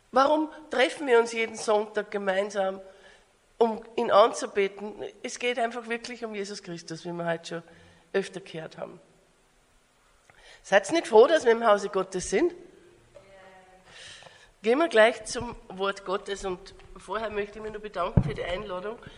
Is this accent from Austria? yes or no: yes; Austria; now in Australia; äh, bin eine Österreicherin und lebe aber in Australien.